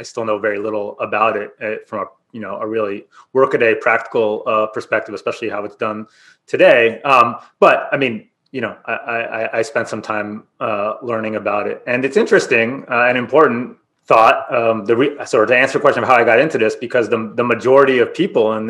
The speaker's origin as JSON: {"language": "English", "country": "Israel", "moved": "yes", "said": "I'm from Israel originally"}